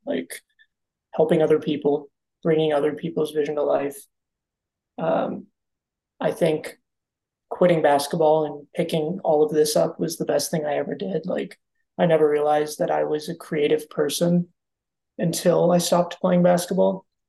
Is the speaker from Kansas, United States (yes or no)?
yes; Kansas, United States; moved away as an adult; now in Phoenix, United States; I spent most of my life growing up in Kansas